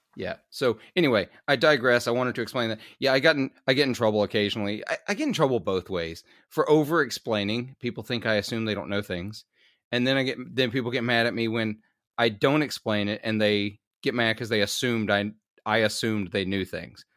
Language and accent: English; Clarksdale, Mississippi, United States; Clarksdale, where I'm from